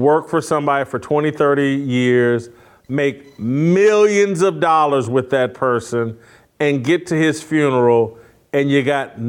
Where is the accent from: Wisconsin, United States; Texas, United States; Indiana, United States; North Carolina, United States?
Indiana, United States; Indianapolis; I grew up in Indianapolis, Indiana